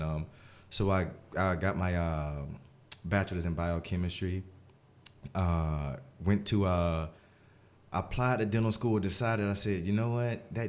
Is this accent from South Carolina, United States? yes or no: yes; Union, South Carolina, United States; I'm from Union, South Carolina, small town, born and raised. We all know that if you're from Union, you're naturally a competitor, right?